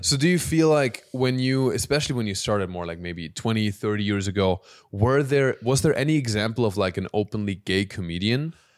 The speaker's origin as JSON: {"language": "English", "area": "Alpirsbach im Hochschwarzwald", "region": "Baden-Württemberg", "country": "Germany", "tie": "born or raised there", "moved": "yes", "said": "so my hometown, it's a small town in Germany called Alpis Bach im Hochschwarzwald"}